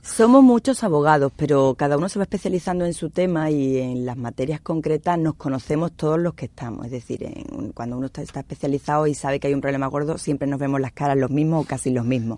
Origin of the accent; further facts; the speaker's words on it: Andalusia, Spain; con nuestra, con nuestra condición, con esta idiosincrasia de aquí